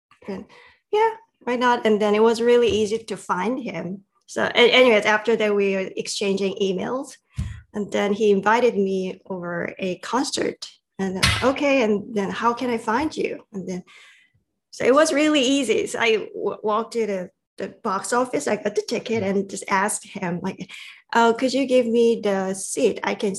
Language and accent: English; South Korea; English is a second language; moved away as an adult; now in United States; I came from South Korea. I have been living in America about 20 years.